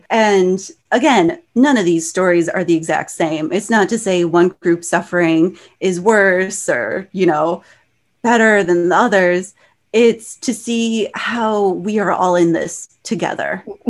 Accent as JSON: {"language": "English", "country": "United States", "said": "because I'm Chinese American"}